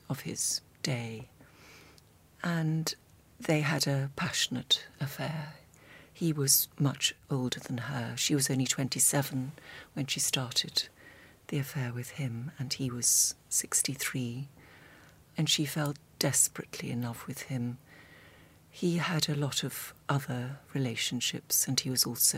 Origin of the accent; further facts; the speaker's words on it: North Devon, South West England, United Kingdom; moved away; I grew up in North Devon and also came to the Slade